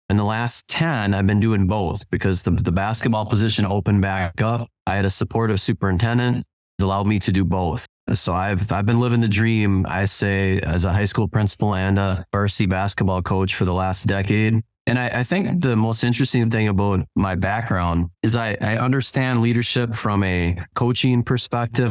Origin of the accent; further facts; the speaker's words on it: Spring Lake Park, Minnesota, United States; I grew up in Twin Cities, uh, Spring Lake Park